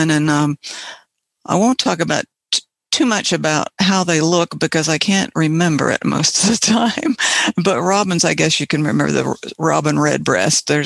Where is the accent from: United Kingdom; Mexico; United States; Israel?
United States; West Virginia; Um, I'm from West Virginia, and I'll be playing uh, several birds from a collection of uh, Birds from West Virginia CDs that I have.